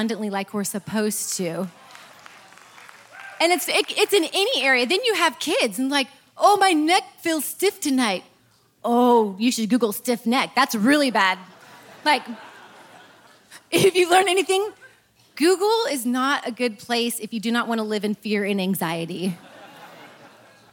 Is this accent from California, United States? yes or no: yes; Eureka, California, United States; moved away; I'm from Eureka